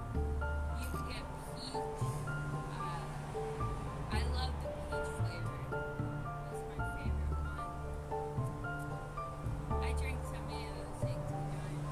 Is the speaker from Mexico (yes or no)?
yes; Mexico; I'm definitely from Mexico